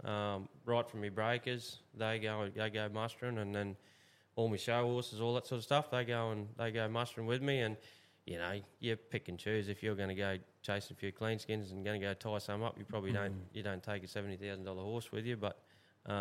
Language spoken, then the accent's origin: English; Australia; We grew up in Clifton Station and spent my life there